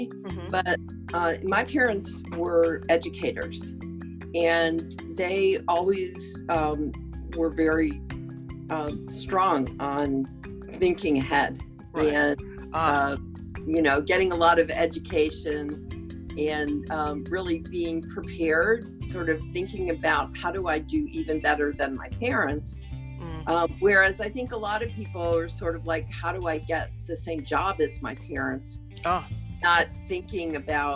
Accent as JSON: {"language": "English", "town": "Detroit", "region": "Michigan", "country": "United States", "tie": "born or raised there", "moved": "as an adult", "lives_now": "Washington, D.C., United States", "said": "I was born in the city of Detroit. I grew up there."}